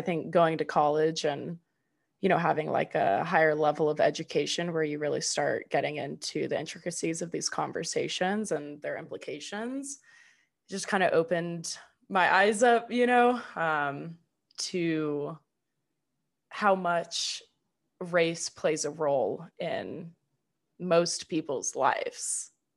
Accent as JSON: {"language": "English", "country": "United States", "said": "I'm just like a white American"}